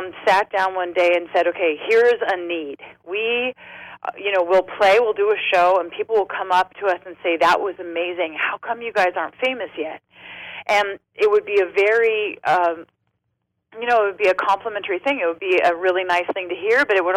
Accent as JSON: {"language": "English", "town": "San Diego", "region": "California", "country": "United States", "also_born_or_lived": "Los Angeles", "said": "I'm from San Diego"}